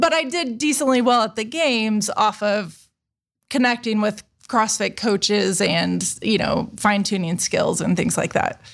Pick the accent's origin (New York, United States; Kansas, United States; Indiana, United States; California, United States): Indiana, United States; moved away as an adult; also born or lived in Chicago / Texas; now in Columbus, United States; I'm from Indiana